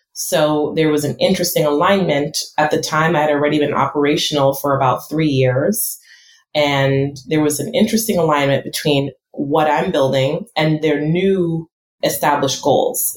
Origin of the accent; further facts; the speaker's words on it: United States; I'm first generation American